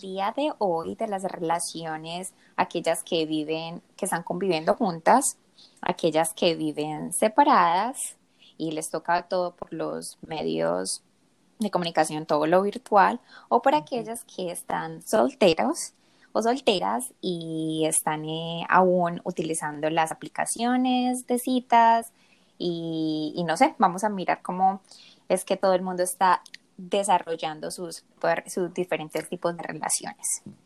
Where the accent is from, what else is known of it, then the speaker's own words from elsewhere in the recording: Medellín, Antioquia, Colombia; moved away as an adult; also born or lived in South Korea; now in Michigan, United States; soy de Medellín, orgullosamente colombiana